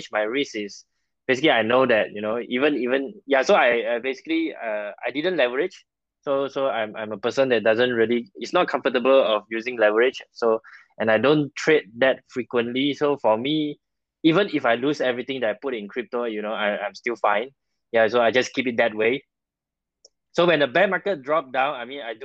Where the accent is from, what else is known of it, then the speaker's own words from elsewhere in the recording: Malaysia; I'm a Malaysian, so I work in Malaysia.